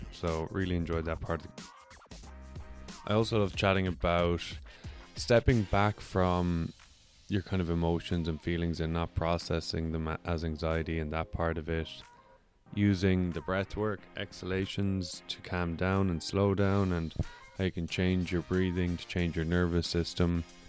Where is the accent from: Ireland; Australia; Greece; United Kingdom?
Ireland; also born or lived in United States; now in Vancouver, Canada; I'm from Ireland.